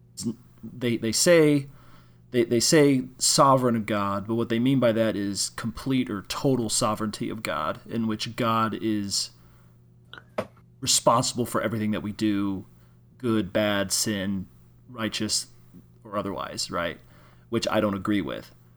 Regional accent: Illinois, United States; I'm from Illinois.

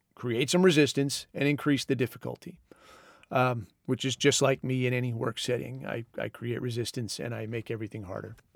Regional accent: Southern California, United States; I grew up in Southern California

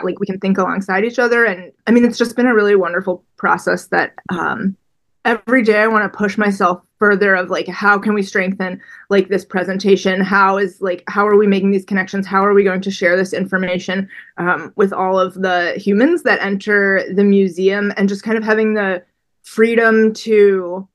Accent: Chicago, Illinois, United States; I'm from Chicago. I grew up on Lake Michigan.

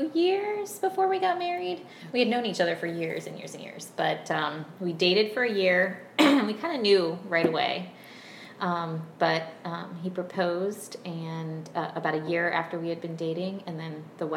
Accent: Virginia, United States; So I'm from a family of five. I grew up in Virginia. I was homeschooled, and I was homeschooled all the way through eighth grade. My mom is Brazilian

